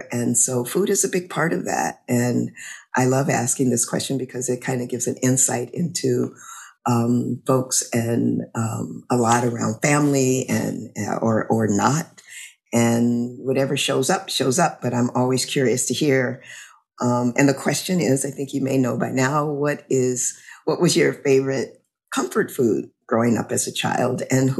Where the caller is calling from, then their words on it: Louisiana, United States; I'm calling in from Louisiana.